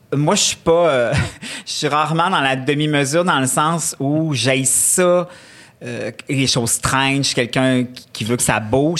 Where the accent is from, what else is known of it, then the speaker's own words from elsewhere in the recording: Quebec City, Quebec, Canada; also born or lived in Charlevoix; je suis née dans Charlevoix. On est resté jusqu'à l'âge de 6 ans. Après ça, on est parti à Québec.